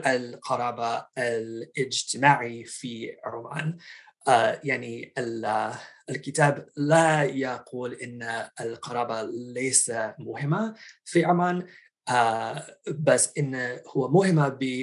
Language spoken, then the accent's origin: Arabic; outside Boston, Massachusetts, United States; Arabic is a second language; now in Washington, D.C., United States; أنا نشأت في آه، ولاية ماساتشوستس يعني من خارج مدينة باستن